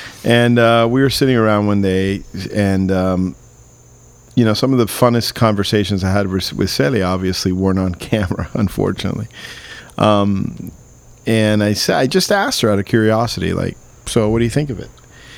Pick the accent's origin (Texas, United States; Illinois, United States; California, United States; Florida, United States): Florida, United States; Miami; You know, Marcos and I grew up in Miami. Again, we're American Cubans.